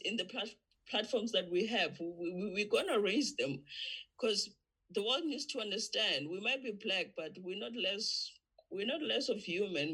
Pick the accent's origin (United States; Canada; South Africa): South Africa; from South Africa